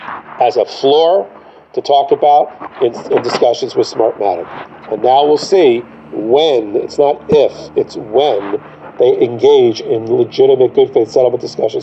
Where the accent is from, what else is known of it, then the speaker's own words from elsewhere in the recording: New York, United States; Or are you in my home state of New York, where if you file a case, you may not see the inside of a courtroom for a trial for 5 to 10 years?